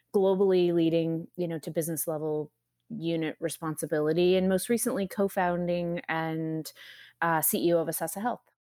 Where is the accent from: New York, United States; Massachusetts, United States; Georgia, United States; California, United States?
California, United States; moved away as an adult; now in Austin, United States; I'm from California, that's right. I was in Southern California for many years, almost my entire career